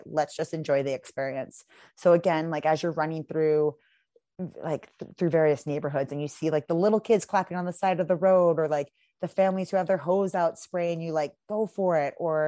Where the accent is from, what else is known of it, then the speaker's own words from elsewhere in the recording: Pacific Northwest, United States; Again, I'm very pale from the Pacific Northwest.